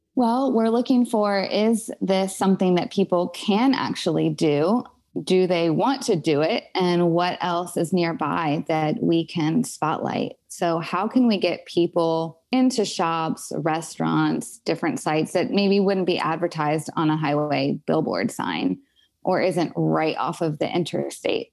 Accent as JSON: {"language": "English", "town": "Alexandria", "region": "Virginia", "country": "United States", "tie": "born or raised there", "also_born_or_lived": "Springfield, Virginia", "said": "I grew up in Northern Virginia, specifically in Alexandria and Springfield."}